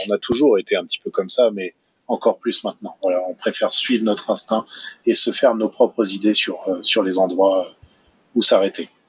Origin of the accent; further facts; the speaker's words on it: France; moved away; chez nous en France